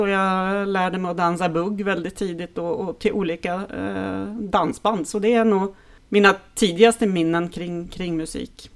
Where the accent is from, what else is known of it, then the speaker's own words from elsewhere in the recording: Härnösand, Norrland, Sweden; jag är ju uppvuxen i Norrland